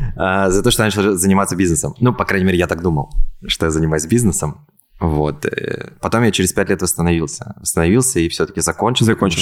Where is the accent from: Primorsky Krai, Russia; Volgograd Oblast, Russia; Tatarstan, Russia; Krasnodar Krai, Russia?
Tatarstan, Russia; Kazan; moved away as an adult; also born or lived in Ulyanovsk; now in Moscow, Russia; Потом мы переехали в Ульяновск, и из Ульяновска мы в 6 лет переехали, соответственно, в Казань, и все детство я вырос в Казани. В 2018 году я переехал в Москву